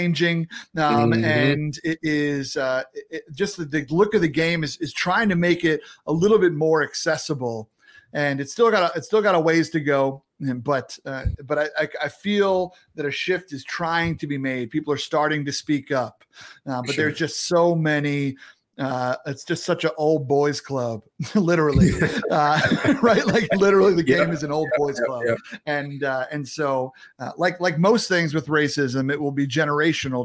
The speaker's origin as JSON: {"language": "English", "area": "Long Island", "region": "New York", "country": "United States", "tie": "born or raised there", "said": "where I grew up on Long Island."}